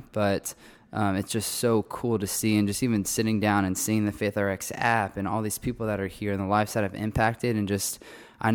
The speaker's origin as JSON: {"language": "English", "town": "College Station", "region": "Texas", "country": "United States", "tie": "born or raised there", "said": "but I grew up around Texas A&M because my oldest sister went here"}